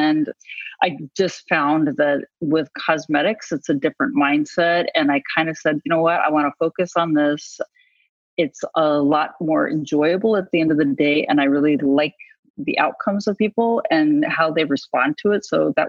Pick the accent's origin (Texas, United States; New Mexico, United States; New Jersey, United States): New Mexico, United States; also born or lived in Chicago / Oklahoma; I'm from New Mexico originally. And my mother moved to Oklahoma.